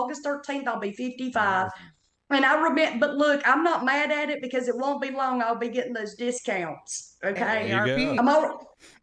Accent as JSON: {"language": "English", "region": "Kentucky", "country": "United States", "accent": "Southern"}